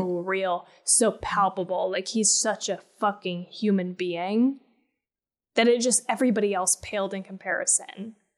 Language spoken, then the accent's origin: English; Colorado, United States; I grew up in Colorado